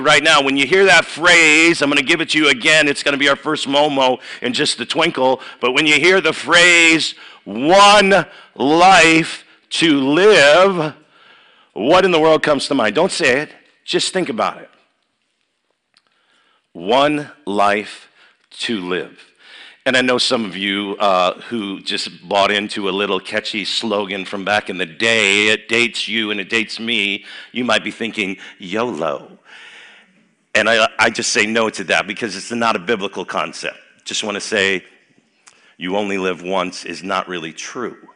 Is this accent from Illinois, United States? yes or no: yes; Chicago, Illinois, United States; now in Dubuque, United States; I grew up in Chicago, 60148